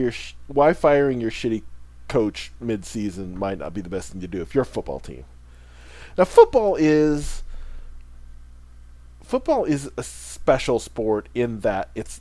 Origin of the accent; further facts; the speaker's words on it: Illinois, United States; moved away; Illinois, my home state